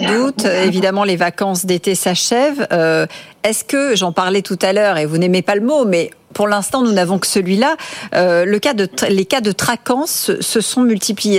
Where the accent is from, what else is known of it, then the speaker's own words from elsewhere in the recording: France; chez nous en France